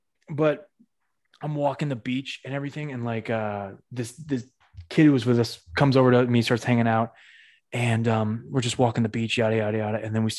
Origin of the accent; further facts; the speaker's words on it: New England, United States; That's what New England people do. We bridge two thoughts together with fucking.